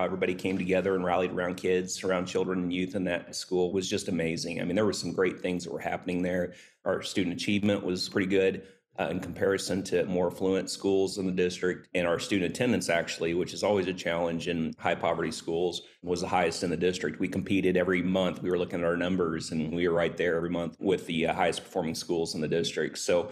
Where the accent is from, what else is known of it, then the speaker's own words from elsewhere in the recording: Southeast Kansas, United States; moved away as an adult; now in Springfield, United States; I grew up in Southeast Kansas